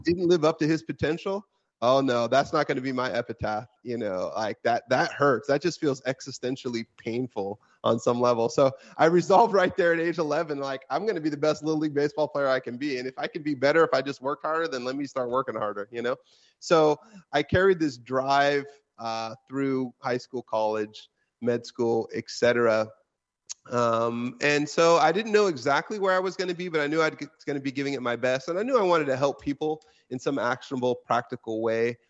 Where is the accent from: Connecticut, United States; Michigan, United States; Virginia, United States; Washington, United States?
Washington, United States; my home state of Washington State